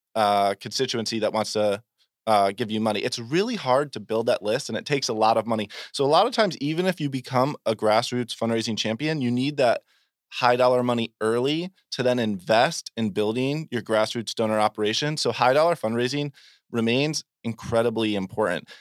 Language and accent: English; Vermont, United States; I'm from Vermont